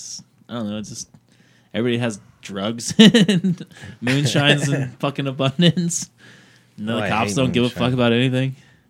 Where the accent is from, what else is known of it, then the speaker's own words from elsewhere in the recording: Missouri, United States; I got a pass. I'm from Missouri.